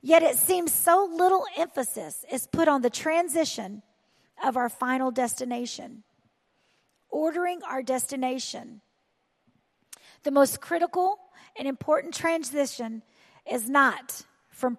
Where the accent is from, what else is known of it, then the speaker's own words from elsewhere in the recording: the South, United States; I am from the South